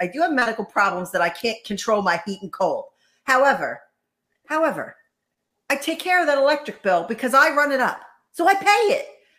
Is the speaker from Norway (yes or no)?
no; Ireland; You're not forced to eat pasta either, just as I'm not forced to eat potatoes because I'm Irish.